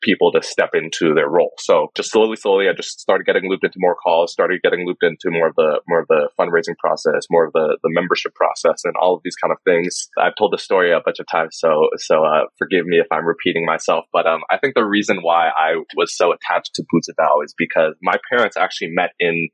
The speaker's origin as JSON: {"language": "English", "country": "Taiwan", "said": "I'm from Taiwan"}